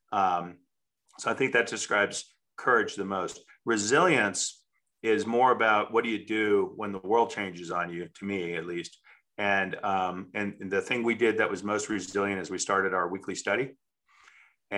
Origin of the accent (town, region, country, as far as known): United States